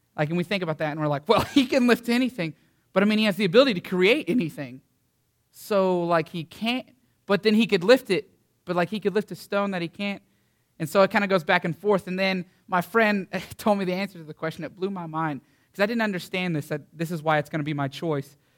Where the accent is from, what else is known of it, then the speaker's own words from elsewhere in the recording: Canyon, Texas, United States; I'm from Canyon, Texas